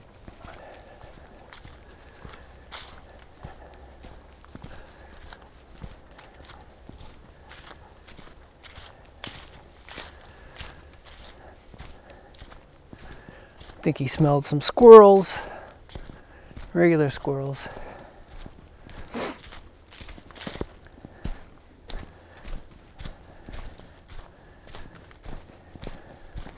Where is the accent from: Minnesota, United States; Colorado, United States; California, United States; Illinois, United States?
Illinois, United States; Chicago; now in Georgia, United States; I'm from Chicago